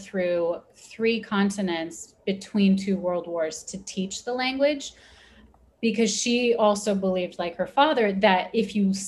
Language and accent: English; United States; first language Persian; English is a second language; my family comes from Iran. So that was my first language, even though I was born and raised in America.